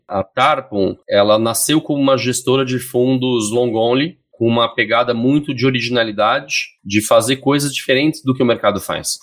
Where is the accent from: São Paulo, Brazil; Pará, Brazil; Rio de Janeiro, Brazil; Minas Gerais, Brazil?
São Paulo, Brazil; Eu sou paulistano